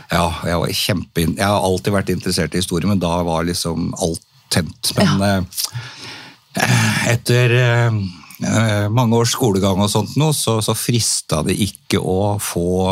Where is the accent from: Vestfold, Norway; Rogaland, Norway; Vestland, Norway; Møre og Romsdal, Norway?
Vestfold, Norway; Tønsberg; jeg er født og oppvokst i, i Tønsberg